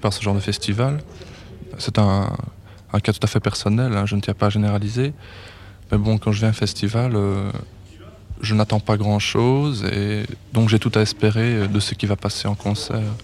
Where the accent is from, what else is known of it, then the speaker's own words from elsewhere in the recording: Belgium; en Belgique, on n'a pas beaucoup